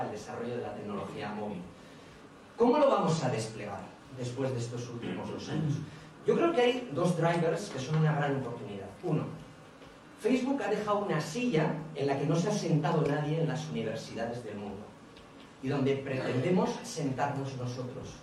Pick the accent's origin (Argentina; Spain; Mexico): Spain; Bilbao, Basque Country; soy de Bilbao, los de Bilbao siempre hacemos cosas grandes